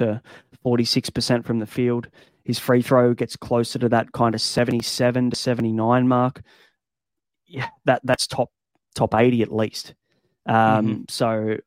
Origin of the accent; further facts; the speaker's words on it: Australia; as an Aussie